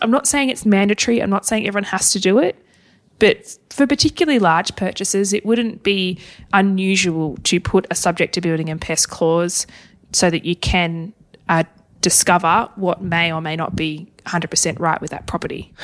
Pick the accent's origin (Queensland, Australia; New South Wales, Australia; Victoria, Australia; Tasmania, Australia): Tasmania, Australia; Hobart; moved away; Hobart, my hometown